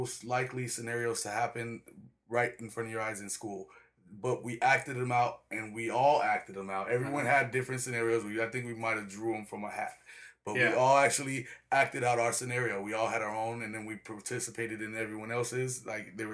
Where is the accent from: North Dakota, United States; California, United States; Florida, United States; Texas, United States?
California, United States; El Cajon; also born or lived in Chicago, Illinois; I actually grew up in El Cajon City. 619, El Cajon City